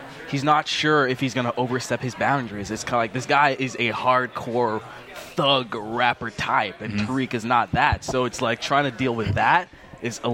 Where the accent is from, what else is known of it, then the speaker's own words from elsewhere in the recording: Canada; also born or lived in Jamaica; We're all from Canada